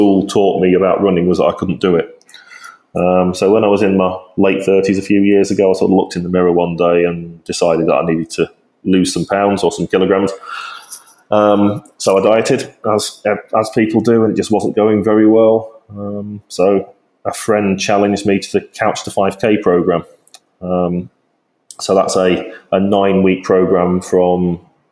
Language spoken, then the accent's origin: English; Yorkshire and the Humber, United Kingdom; as a Yorkshireman